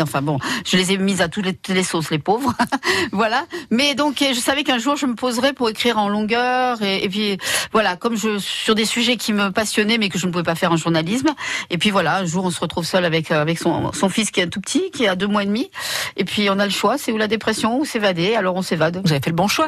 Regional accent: the South, south of France, France; je suis du sud.

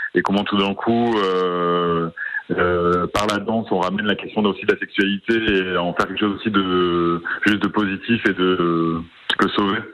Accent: Oloron-Sainte-Marie, Nouvelle-Aquitaine, France; quand j'étais petit à Oloron

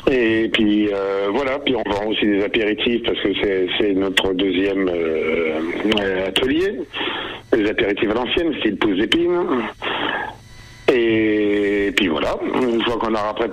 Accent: Argenton-sur-Creuse, Centre-Val de Loire, France; born there; je suis né à Argenton déjà, donc je connaissais beaucoup de personnes.

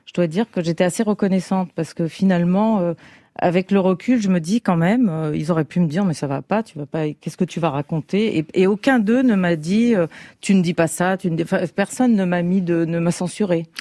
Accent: Paris, Île-de-France, France; je suis parisienne et en même temps, je suis d'origine géorgienne

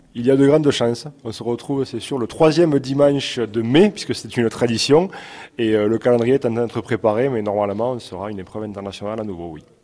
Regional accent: Brassac, Occitania, France; je suis né à Brassac et amoureux de mon village

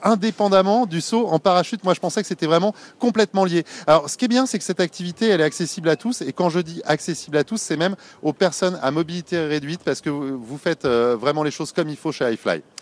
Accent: Paris, Île-de-France, France; chez nous à Paris ici du côté de la Villette

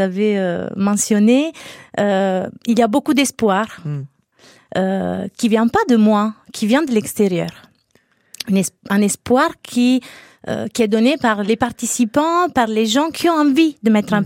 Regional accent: Naples, Campania, Italy; moved away; Je suis italienne. Euh, j'ai grandi dans un environnement populaire

